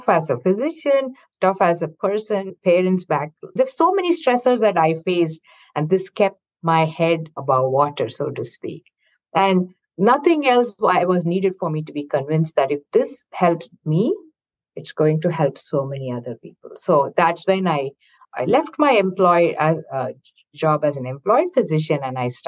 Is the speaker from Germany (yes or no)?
no; South India, India; moved away as an adult; now in Bay Area, United States; I was born and raised in India, in the southern part of India